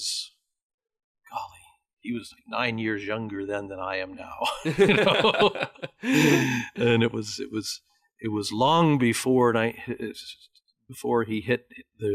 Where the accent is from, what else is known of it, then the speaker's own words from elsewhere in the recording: Troy, Ohio, United States; moved away as an adult; also born or lived in Cincinnati, Ohio / Dallas, Texas / Rome; now in Toronto, Canada; I was born in Cincinnati, grew up in a Catholic household in Troy, Ohio